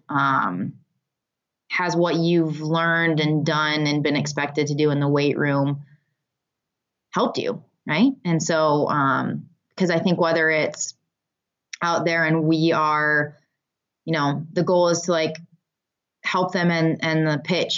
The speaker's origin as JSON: {"language": "English", "region": "Michigan", "country": "United States", "tie": "born or raised there", "said": "I grew up in Michigan, and here we call it going up north"}